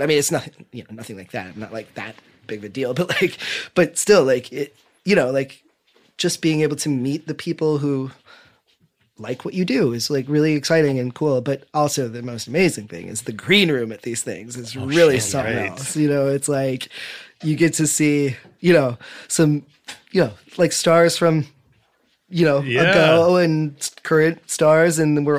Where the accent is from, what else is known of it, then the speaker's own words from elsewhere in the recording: Midwest, United States; You know, growing up in the Midwest, you know, in the 80s and 90s, you know, as a gay kid